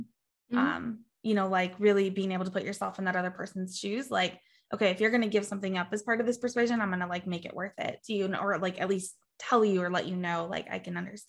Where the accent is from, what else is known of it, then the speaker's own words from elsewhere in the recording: United States; as an American